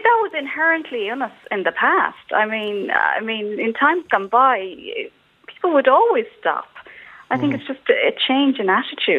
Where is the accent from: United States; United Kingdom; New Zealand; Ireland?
Ireland; Mayo, Connacht; I come from Mayo